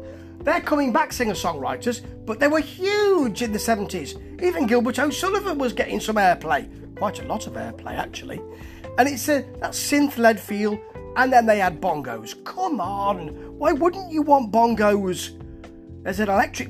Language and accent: English; England, United Kingdom; I am English.